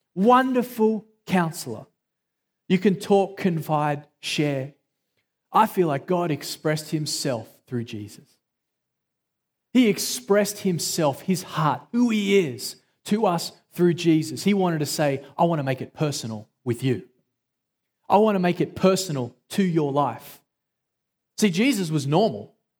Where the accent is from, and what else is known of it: Australia; accent: Australian